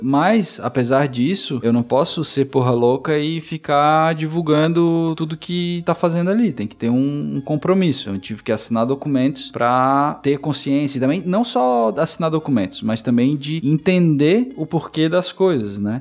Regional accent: Brazil; coincidiu de eu ser brasileiro

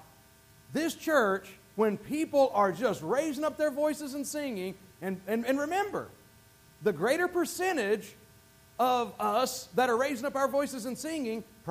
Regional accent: the Bible Belt, United States; moved away; I was raised in the Bible Belt.

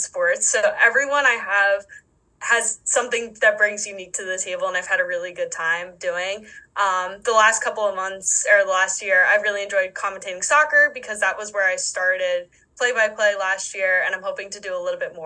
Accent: East Coast, United States; moved away as an adult; now in Wisconsin, United States; growing up on the East Coast

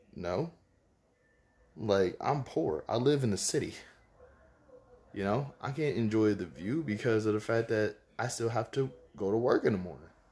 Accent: Baton Rouge, Louisiana, United States; Baton Rouge, Louisiana. I love it. It's my hometown.

